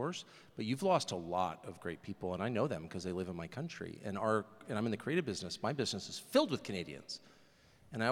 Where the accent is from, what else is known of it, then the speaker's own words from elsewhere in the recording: Washington, District of Columbia, United States; I'm from Washington.